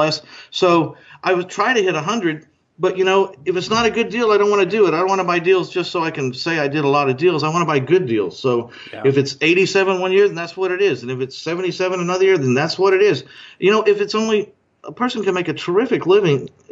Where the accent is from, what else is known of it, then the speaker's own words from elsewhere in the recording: Texas, United States; moved away; also born or lived in Orange County, California; I used to live in Orange County, but I was born in Texas, and I got back here as fast as I could.